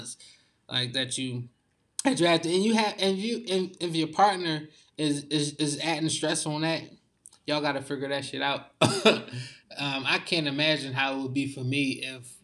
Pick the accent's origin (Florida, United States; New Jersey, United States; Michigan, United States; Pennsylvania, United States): Pennsylvania, United States; Philadelphia; I'm from Philly